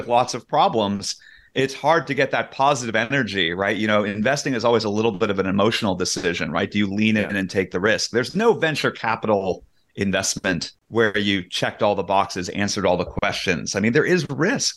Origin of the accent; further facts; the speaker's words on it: Silicon Valley, California, United States; I, I grew up in Silicon Valley